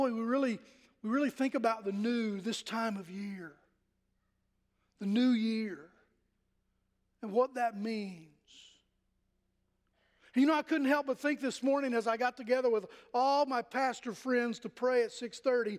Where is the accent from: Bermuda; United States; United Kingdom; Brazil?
United States; Pennington Gap, Virginia; moved away; when I was in elementary school in Pennington Gap, Virginia, my hometown